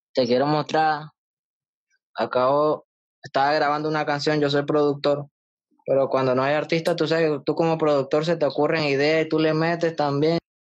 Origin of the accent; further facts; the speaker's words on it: Panama; yo soy panameño